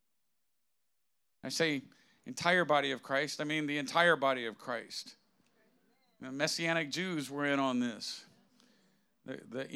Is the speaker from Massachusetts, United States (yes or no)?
yes; Massachusetts, United States; accent: New England; I was born in Massachusetts